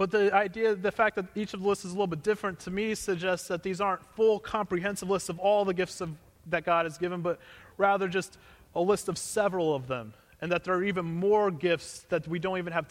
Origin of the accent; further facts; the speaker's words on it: Missouri, United States; Growing up in Missouri, we didn't have extended family that lived around us.